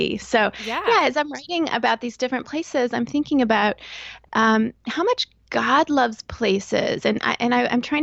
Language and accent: English; Texas, United States; moved away as an adult; also born or lived in Northern Virginia / Chicago / Northern Florida; now in southeastern Pennsylvania, United States; I grew up in Texas, and that's where I went to college, met and married my husband